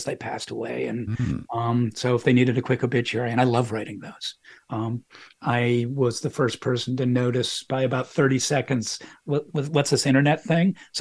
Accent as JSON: {"language": "English", "town": "Boston", "region": "Massachusetts", "country": "United States", "tie": "born or raised there", "said": "I was growing up in Boston at a time, and this is the early 70s"}